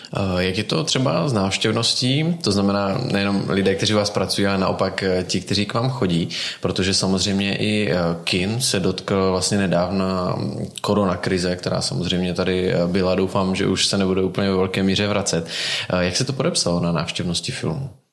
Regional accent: Czechia; jak jsme na tom my jako Češi

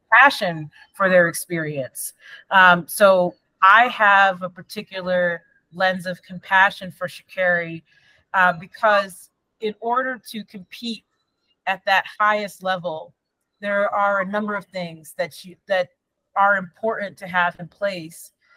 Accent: Endicott, New York, United States; from being a kid growing up in Endicott, New York.

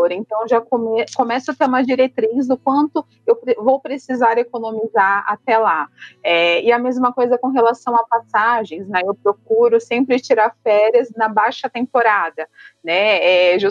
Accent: São Paulo, Brazil; moved away as an adult; now in Curitiba, Brazil; eu moro hoje em Curitiba, mas sou de São Paulo, já faz alguns aninhos que eu estou morando por aqui.

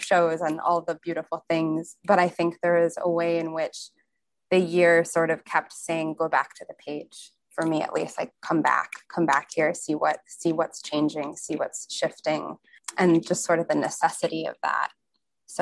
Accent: Chicago, Illinois, United States; moved away; being in my hometown near Lake Michigan, I grew up in Chicago

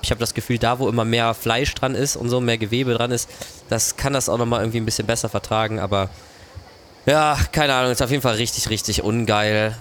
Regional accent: Germany; Wir als Deutsche

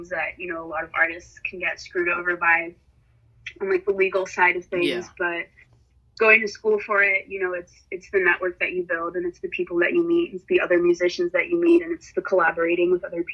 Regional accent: San Francisco, California, United States; also born or lived in Miami, Florida; she put my sister and I in a French immersion school here in San Francisco, starting in kindergarten. And I was there all the way up until high school.

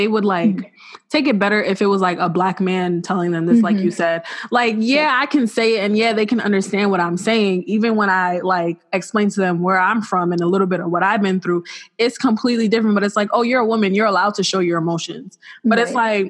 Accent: New York City, New York, United States; I'm from Flatbush.

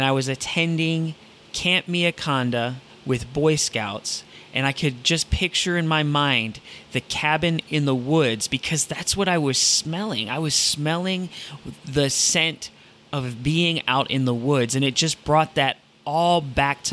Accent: Toledo, Ohio, United States; when I grew up in Toledo, Ohio

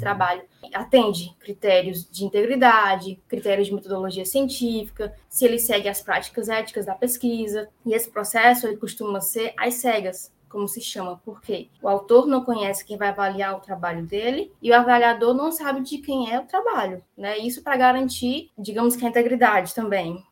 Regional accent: Fortaleza, Ceará, Brazil; eu sou de Fortaleza, nasci e vivo aqui até hoje

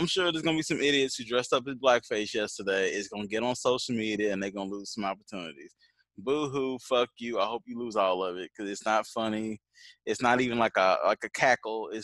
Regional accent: Indiana, United States; we're from Indiana

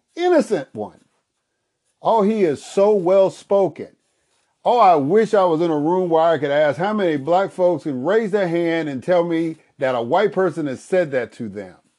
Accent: United States; I grew up in the United States of America and speak the English language

